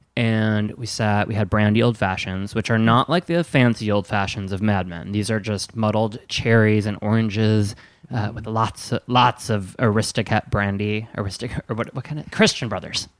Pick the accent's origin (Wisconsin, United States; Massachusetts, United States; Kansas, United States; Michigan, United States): Wisconsin, United States; I'm from Wisconsin